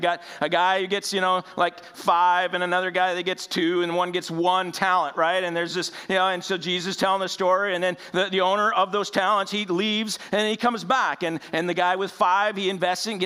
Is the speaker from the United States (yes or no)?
yes; United States; We as American Christians